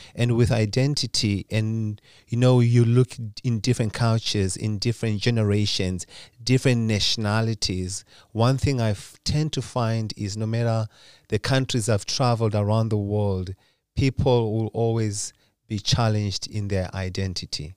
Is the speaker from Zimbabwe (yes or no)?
yes; Zimbabwe; now in Lindesberg, Sweden; Originally, I'm from Zimbabwe. That's where I was born.